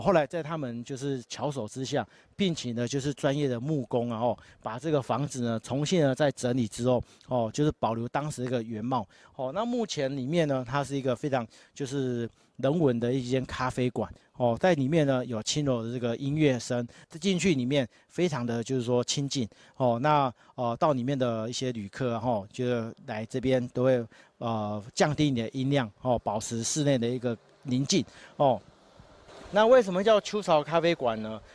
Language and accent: Chinese; Taiwan; 日本人歧视我们台湾人哦